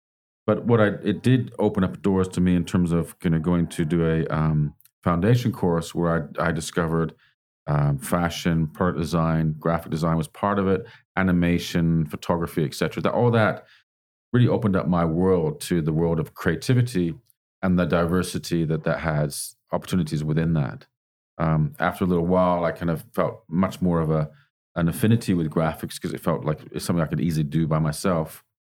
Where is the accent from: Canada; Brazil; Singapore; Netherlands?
Canada; also born or lived in England; now in Australia; I was born in England, grew up in Canada, been all over the place, really, back to England again, and now in Australia.